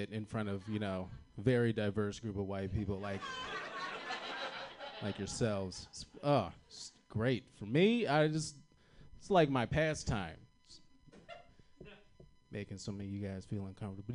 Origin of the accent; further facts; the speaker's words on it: Virginia, United States; moved away; I'm from Virginia originally